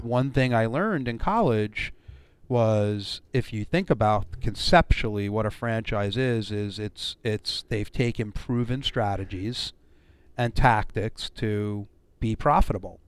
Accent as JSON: {"language": "English", "town": "Brooklyn", "region": "New York", "country": "United States", "tie": "born or raised there", "said": "born and raised in Brooklyn, New"}